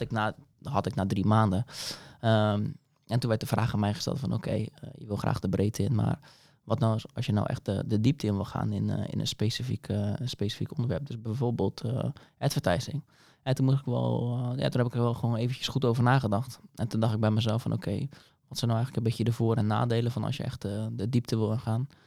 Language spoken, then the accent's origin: Dutch; Dordrecht, South Holland, Netherlands; now in Papendrecht, Netherlands; ben in Dordrecht geboren en getogen